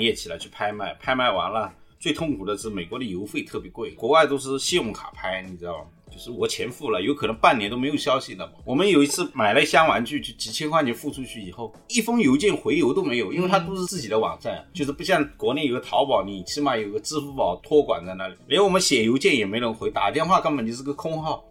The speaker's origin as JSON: {"language": "Chinese", "region": "Jiangsu", "country": "China", "moved": "as an adult", "lives_now": "Guangzhou, China", "said": "我江苏人嘛"}